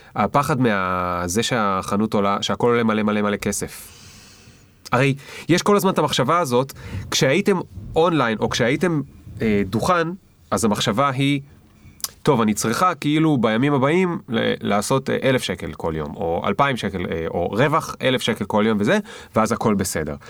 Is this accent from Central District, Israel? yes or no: no; the Krayot, Haifa District, Israel; גדלתי בקריות, טיפסתי על עצים כל היום